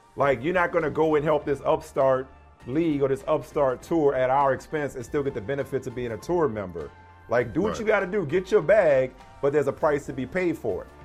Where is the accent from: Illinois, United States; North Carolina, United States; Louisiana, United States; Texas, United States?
Louisiana, United States; New Orleans; I'm from New Orleans. I'm 504 through and through